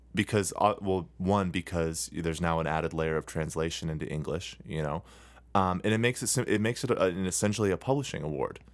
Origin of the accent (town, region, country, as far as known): United States